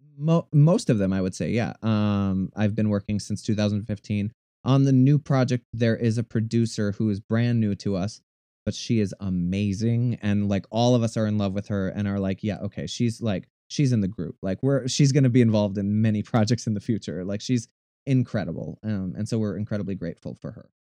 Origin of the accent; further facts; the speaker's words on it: Minnesota, United States; I'm originally, I'm from Minnesota. Um, I am the youngest of six kids. Um, so I had a very large family growing up. Um, I grew up in an incredibly small town.